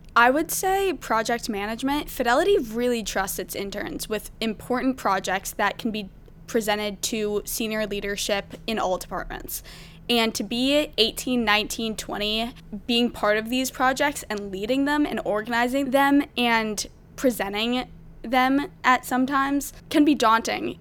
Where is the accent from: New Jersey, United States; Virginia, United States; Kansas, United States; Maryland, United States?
Maryland, United States; I'm from Maryland